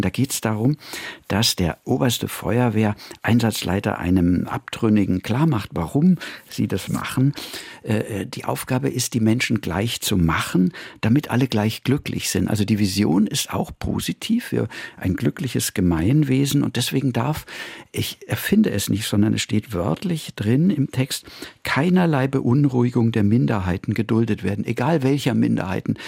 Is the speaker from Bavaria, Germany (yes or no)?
yes; Munich, Bavaria, Germany; moved away as an adult; now in Vienna, Austria; ich bin in München groß geworden.